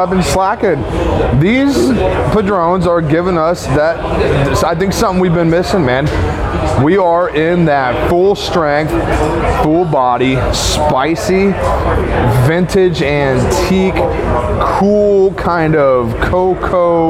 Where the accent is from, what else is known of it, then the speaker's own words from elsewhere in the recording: United States; being an American